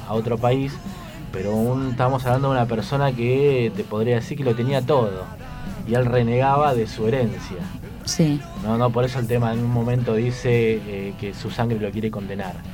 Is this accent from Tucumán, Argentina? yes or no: no; Balcarce, Buenos Aires Province, Argentina; Leo y yo somos de Balcarce